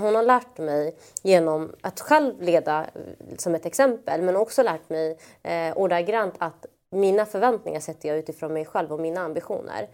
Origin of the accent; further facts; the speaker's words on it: Malmö, Skåne, Sweden; Jag är från Malmö, vi har kopplingar till Köpenhamn